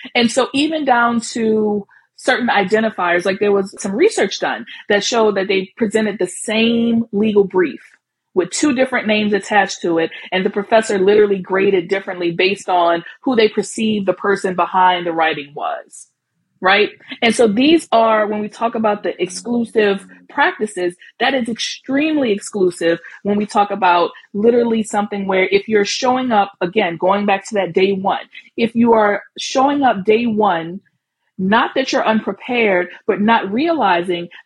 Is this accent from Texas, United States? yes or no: no; New Orleans, Louisiana, United States; accent: Southern drawl; now in New York, United States; I'm from New Orleans